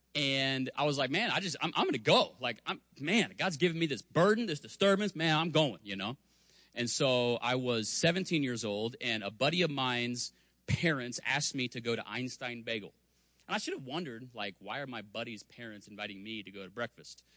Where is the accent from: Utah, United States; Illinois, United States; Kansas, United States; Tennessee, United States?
Kansas, United States; Spring Hill; I grew up in Spring Hill, Kansas.